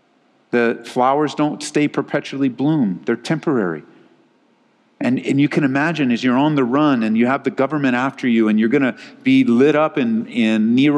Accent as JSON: {"language": "English", "region": "Southern California", "country": "United States", "tie": "born or raised there", "moved": "as an adult", "lives_now": "Colorado, United States", "said": "I didn't grow up in a place with seasons in Southern California. I grew up in Southern Cal. It's sunny all the time. It's either dry sunny or wet sunny."}